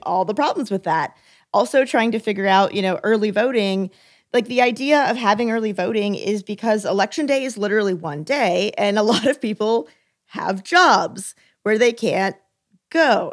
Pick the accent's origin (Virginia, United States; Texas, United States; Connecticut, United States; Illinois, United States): Texas, United States; moved away; I'm from Texas.